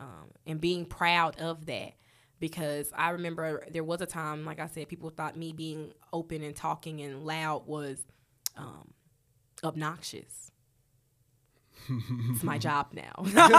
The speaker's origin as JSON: {"language": "English", "town": "Charlotte", "region": "North Carolina", "country": "United States", "said": "Okay, so I'm real West Side. I'm gonna tell y'all all of the. Because I'm really from Charlotte. I started out at Bruns Avenue Elementary."}